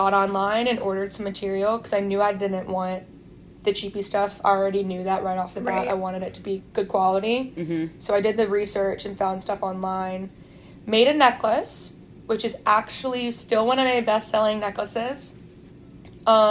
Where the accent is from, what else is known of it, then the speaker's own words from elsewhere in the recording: Baton Rouge, Louisiana, United States; I'm 27, I'm from Baton Rouge, Louisiana